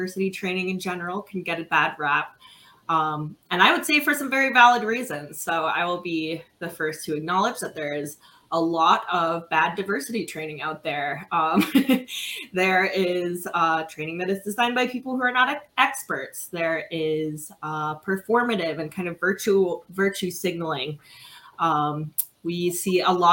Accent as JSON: {"language": "English", "region": "Midwest", "country": "United States", "moved": "yes", "lives_now": "Philadelphia, United States", "said": "I am a Midwesterner originally, but I'm currently on the East Coast in Philadelphia."}